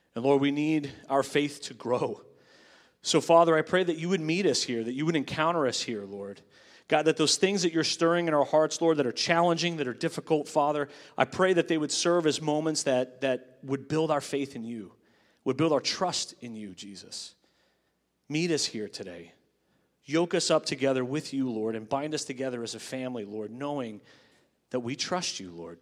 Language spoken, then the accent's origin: English; Long Island, New York, United States; the church I grew up in on Long Island